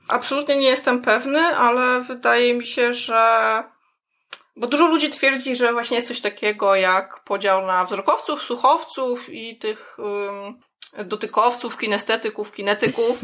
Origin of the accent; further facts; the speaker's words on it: United States; accent: American; first language English; Polish is a second language; I'm a native speaker of American English